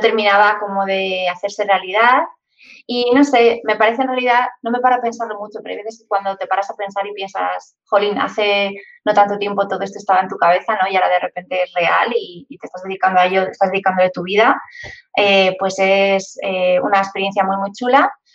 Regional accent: Madrid, Community of Madrid, Spain; yo soy de Madrid, no estoy acostumbrada a, a tener mar cerca

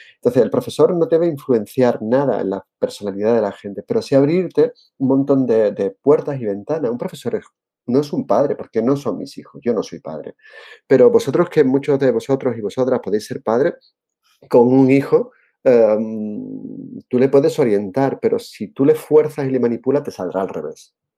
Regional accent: Seville, Andalusia, Spain; also born or lived in Jerez de la Frontera; yo soy andaluz, como te he dicho antes, nací en Jerez, me crié en Sevilla, en Triana, que soy muy trianero

